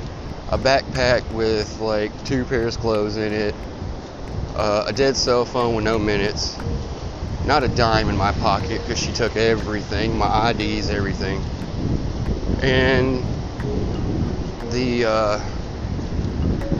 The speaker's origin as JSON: {"language": "English", "town": "Nashville", "region": "Tennessee", "country": "United States", "moved": "as an adult", "lives_now": "Daytona Beach, United States", "said": "I was originally from Nashville, Tennessee"}